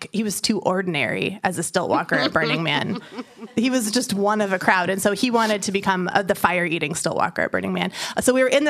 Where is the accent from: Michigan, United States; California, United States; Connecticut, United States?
California, United States; San Francisco; I'm from San Francisco and in the Bay Area